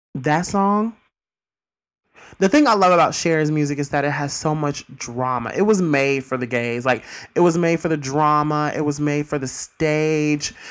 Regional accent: Mississippi, United States; my hometown, Mississippi

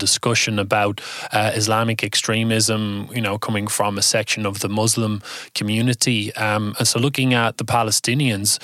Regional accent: Ireland; being Irish

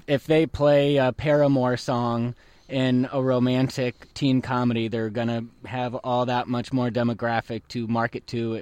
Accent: United States; We're American.

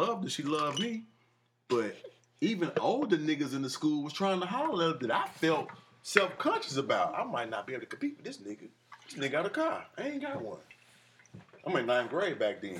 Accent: Fairfield, United States; I'm from Fairfield

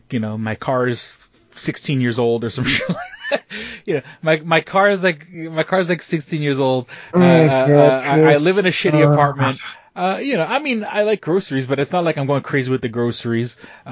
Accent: Northern US, United States; growing up, being a Northerner, being a Yankee, you know, it always blew my mind that kids started early.

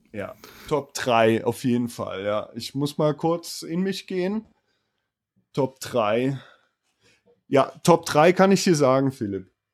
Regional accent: Moselle region between Koblenz and Trier, Rhineland-Palatinate, Germany; accent: Moselle Franconian; moved away as an adult; die coolen Jungs nennen das, wo ich herkomme, Mosel County. Ist zwischen Koblenz und Trier in Rheinland-Pfalz

